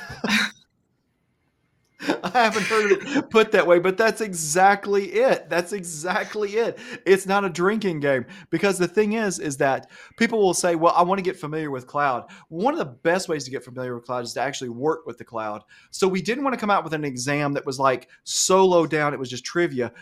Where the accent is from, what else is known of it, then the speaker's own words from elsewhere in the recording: Alabama, United States; I grew up here in Alabama. I have an Alabama education